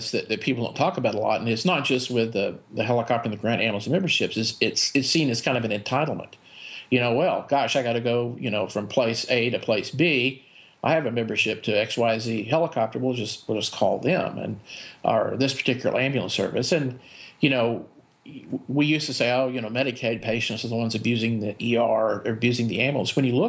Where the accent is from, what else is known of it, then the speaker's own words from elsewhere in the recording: Midlothian, Texas, United States; also born or lived in Dallas Fort Worth, Texas; now in Nevada, United States; my hometown of Midlothian, Texas